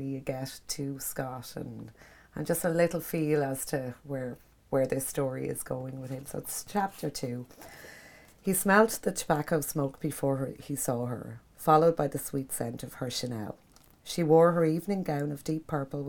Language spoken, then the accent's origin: English; Kilmore Quay, County Wexford, Ireland; I grew up down in Kilmarnock. I chased fishermen up and down the pier in Kilmarnock